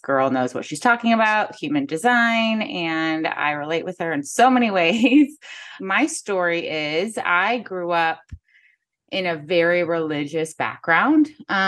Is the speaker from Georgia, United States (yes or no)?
no; Kirksville, Missouri, United States; now in St. Louis, United States; I grew up in Kirksville, Missouri. So it's about 4 hours north of St. Louis. My parents are from St. Louis.